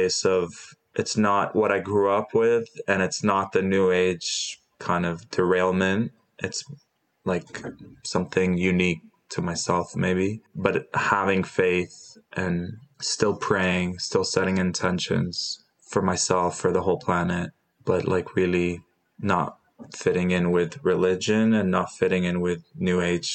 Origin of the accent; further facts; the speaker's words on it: Dubai, United Arab Emirates; also born or lived in Jordan; I was born in Jordan. We moved to Dubai